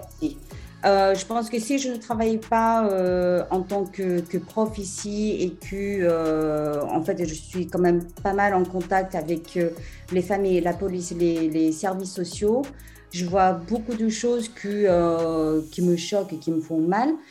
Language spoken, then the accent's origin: French; France; also born or lived in South Korea; now in England, United Kingdom; je suis française